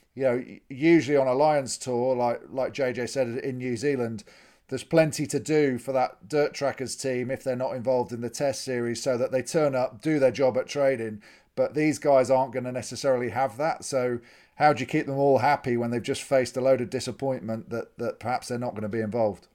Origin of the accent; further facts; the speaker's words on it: England, United Kingdom; as an Englishman